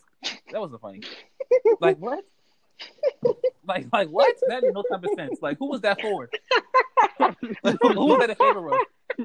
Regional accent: the South, United States; But I'm from the South.

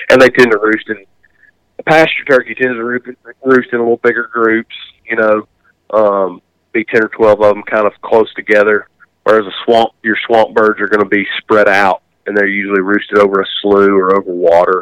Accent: the South, United States; growing up in the South

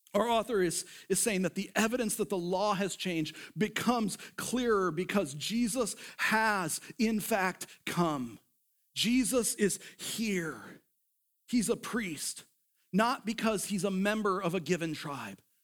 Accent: United States; we were raised up in the culture of America.

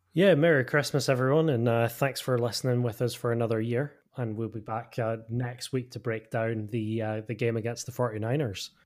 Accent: United Kingdom; as a British fan

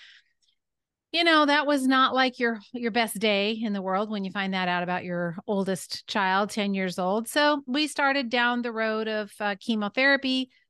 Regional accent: California, United States; born there; I was born in Northern California.

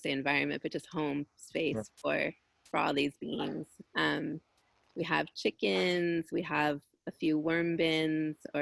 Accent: Los Angeles, California, United States; myself and two of my brothers were born here on this land

